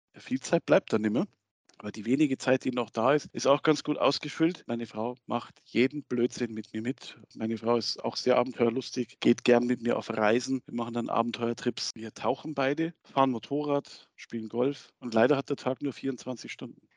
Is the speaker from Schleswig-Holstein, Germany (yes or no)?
no; Munich, Bavaria, Germany; moved away; in meiner Heimat München